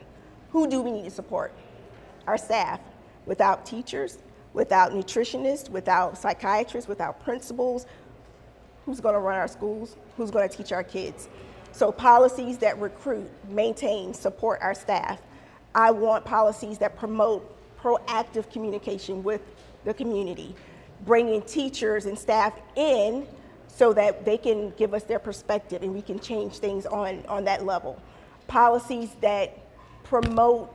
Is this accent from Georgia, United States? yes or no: yes; Savannah, Georgia, United States; I was born and raised here in Savannah, Georgia